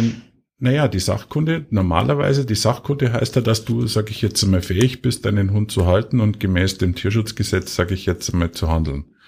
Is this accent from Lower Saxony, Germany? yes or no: no; Bavaria, Germany; bei uns in Bayern